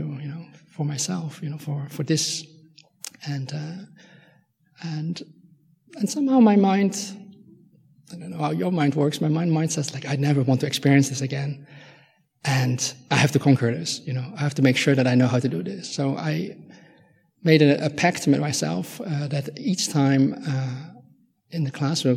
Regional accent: Netherlands; English is a second language; moved away as an adult; I'm Dutch, and I grew up in Holland

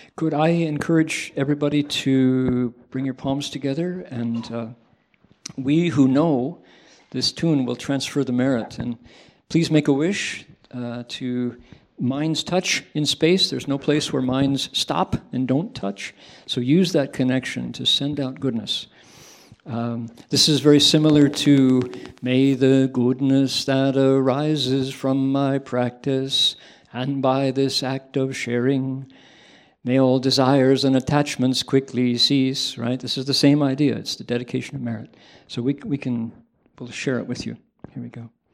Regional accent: Toledo, Ohio, United States; moved away; I grew up where? Toledo, Ohio small town

